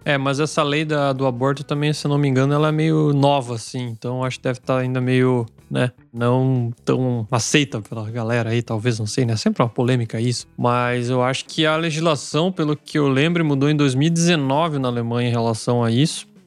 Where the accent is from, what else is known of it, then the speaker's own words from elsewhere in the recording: Brazil; now in Germany; A gente, como brasileiro